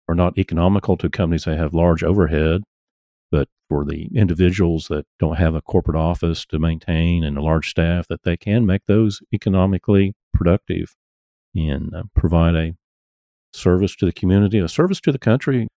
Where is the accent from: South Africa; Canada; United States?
United States; Tulsa, Oklahoma; I grew up in Tulsa